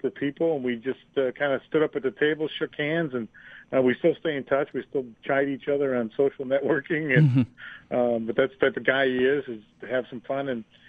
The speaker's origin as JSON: {"language": "English", "town": "Buffalo", "region": "New York", "country": "United States", "tie": "born or raised there", "said": "in our hometown of Buffalo, or my hometown, our hometown"}